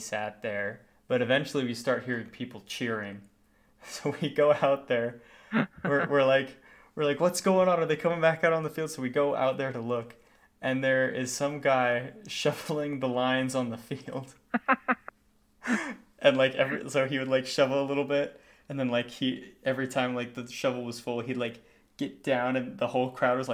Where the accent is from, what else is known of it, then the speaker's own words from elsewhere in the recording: Las Vegas, Nevada, United States; I'm from Vegas